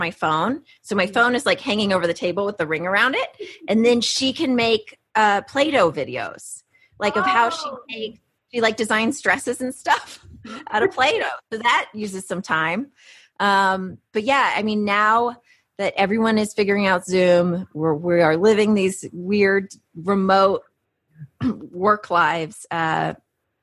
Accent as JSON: {"language": "English", "town": "Houston", "region": "Texas", "country": "United States", "tie": "born or raised there", "said": "my hometown of Houston"}